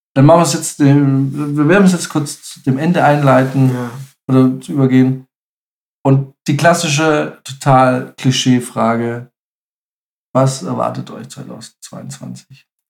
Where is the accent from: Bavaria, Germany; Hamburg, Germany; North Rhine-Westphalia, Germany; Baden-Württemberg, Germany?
Bavaria, Germany; Munich; ich bin aus München.